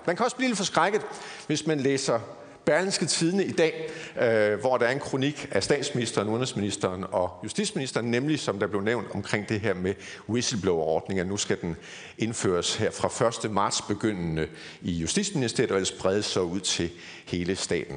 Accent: Aarhus, Central Denmark Region, Denmark; moved away as an adult; Jeg kommer oprindeligt fra Aarhus og Jeg har boet der hele mit liv indtil for nogle 10 år siden

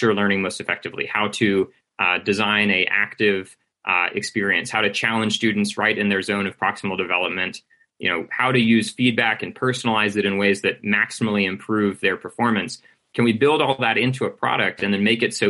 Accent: United States; for myself as an American

